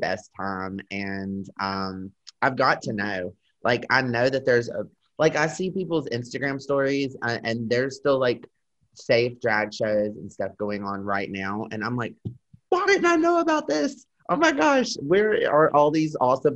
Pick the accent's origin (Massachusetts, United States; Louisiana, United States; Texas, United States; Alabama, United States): Alabama, United States; Mobile; moved away; I'm from Mobile, Alabama.